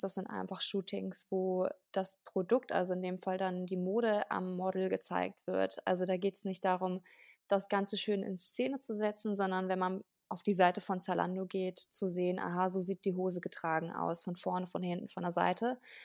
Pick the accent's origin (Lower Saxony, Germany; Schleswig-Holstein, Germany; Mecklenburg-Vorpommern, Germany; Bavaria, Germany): Lower Saxony, Germany; Nienhagen; moved away as an adult; now in Berlin, Germany; Ich komme ursprünglich aus Niedersachsen, ähm, aus, einer, aus einem Dorf namens Nienhagen. Das ist bei Celle